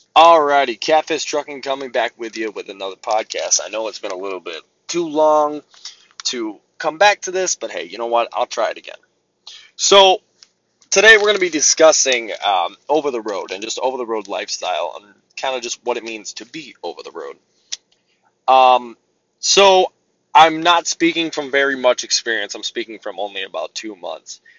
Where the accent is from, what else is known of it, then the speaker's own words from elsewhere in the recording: Midwest, United States; I'm from the Midwest, there's freight everywhere